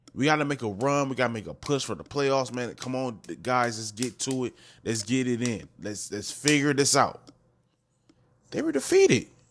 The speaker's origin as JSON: {"language": "English", "region": "Wisconsin", "country": "United States", "said": "I'm from Wisconsin"}